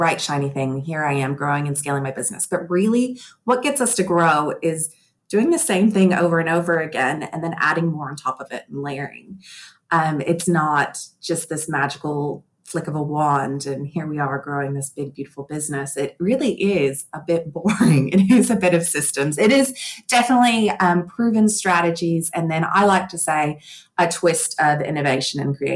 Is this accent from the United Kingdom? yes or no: no; Texas, United States; moved away as an adult; now in Australia; I am originally a Texan